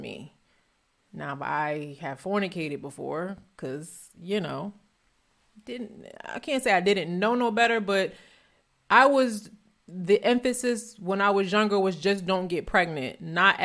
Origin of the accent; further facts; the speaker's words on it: New Jersey, United States; also born or lived in Philadelphia; I'm from North Jersey